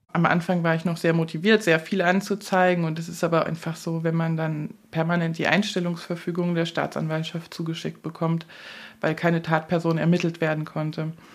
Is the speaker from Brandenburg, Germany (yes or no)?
no; Hesse, Germany; moved away as an adult; now in Bautzen, Germany; Ich komme aus Hessen